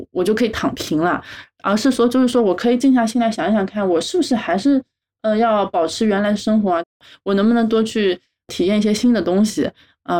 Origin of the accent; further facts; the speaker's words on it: Hangzhou, Zhejiang, China; 我是杭州人，然后毕业以后呢，就在杭州定居了